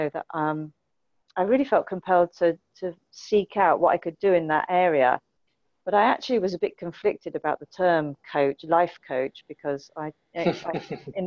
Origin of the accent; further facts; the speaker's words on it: Winchester, South East England, United Kingdom; also born or lived in just outside London; now in London, United Kingdom; although I was born just outside London, I then moved to Winchester, and that's where I grew up, in a tiny village.